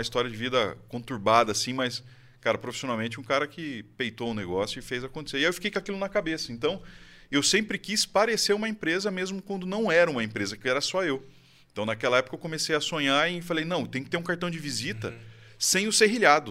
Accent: Campinas, São Paulo, Brazil; now in Valinhos, Brazil; Moro em Campinas a vida inteira. Moro agora recentemente em Valinhos, nos últimos quatro anos

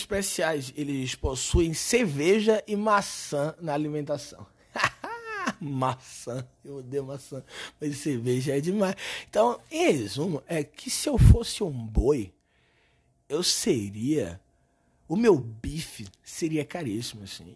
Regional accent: Recife, Pernambuco, Brazil; now in São Paulo, Brazil; Eu sou recifense

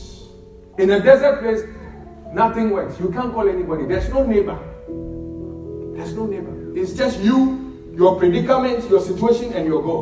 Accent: Ghana; moved away; We come from Ghana where we pray more than 99% of the world

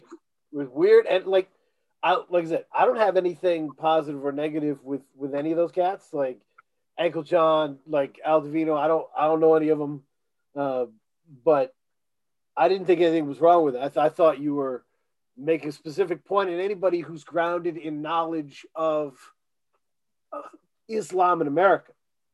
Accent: Virginia, United States; you know, I'm from Virginia, you know

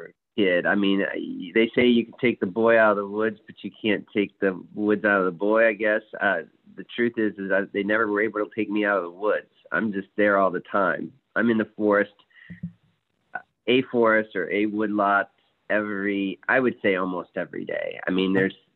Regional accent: Fort Wayne, Indiana, United States; growing up in Fort Wayne

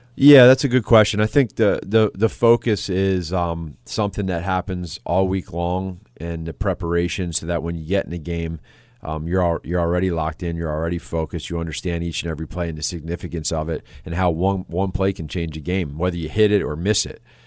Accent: Pennsylvania, United States; moved away as an adult; now in Chicago, United States; being a, an East Coast guy, I'm from Pennsylvania, but coming out here in the Midwest

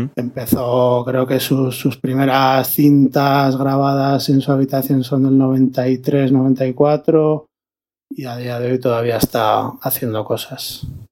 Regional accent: Logroño, La Rioja, Spain; de Logroño, DJ, y productor

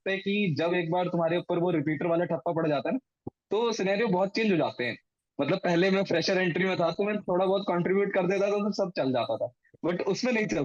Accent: Ranikhet, Uttarakhand, India; मैं ना रानीखेत से बिलोंग करता हूँ तो रानीखेत में कुमाऊं रेजिमेंटल सेंटर है

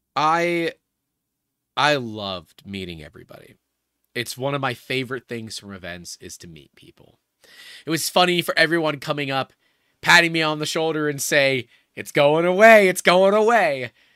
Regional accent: United States

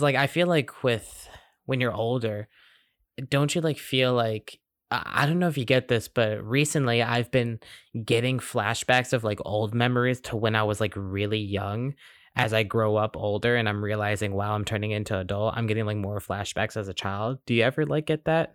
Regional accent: Glen Allen, Virginia, United States; also born or lived in Suffolk, Virginia; I've lived in this, like, area, Glen Allen, for my entire life

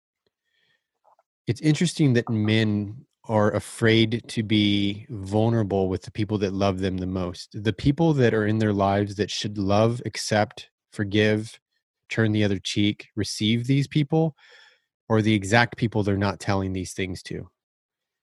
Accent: California, United States; we grew up in California.

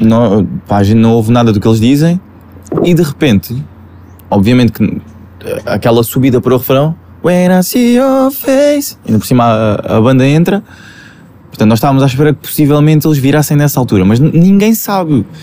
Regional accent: Alentejo, Portugal; Os meus amigos da marleja, que é de onde eu sou, sou do Alentejo, portanto eles viram-me viram crescer.

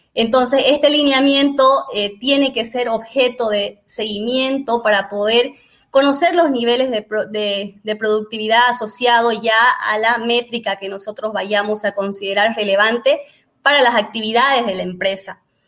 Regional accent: Bolivia; soy boliviana

